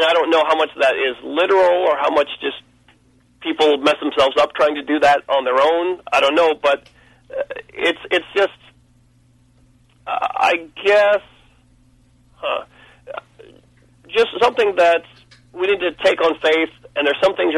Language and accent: English; Pensacola, Florida, United States; I was born in Pensacola, Florida